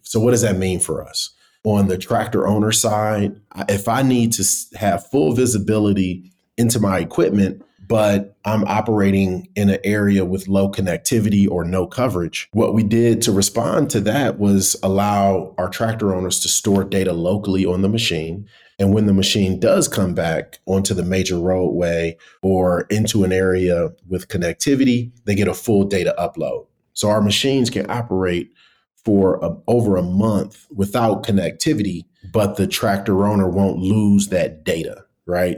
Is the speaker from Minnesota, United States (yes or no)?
no; Cleveland, Ohio, United States; moved away as an adult; also born or lived in Abuja, Nigeria; now in Nairobi, Kenya; I'm originally from Cleveland, Ohio